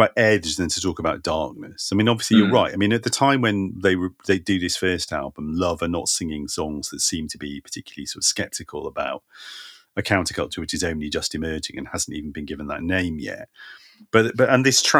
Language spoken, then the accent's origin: English; London, United Kingdom; also born or lived in San Francisco, United States; I was born in San Francisco and I left when I was a baby. Like, the first place I can remember being is North London